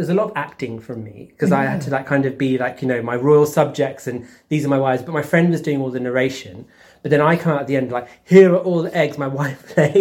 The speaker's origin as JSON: {"language": "English", "region": "London", "country": "United Kingdom", "tie": "born or raised there", "said": "I grew up in Zone 1"}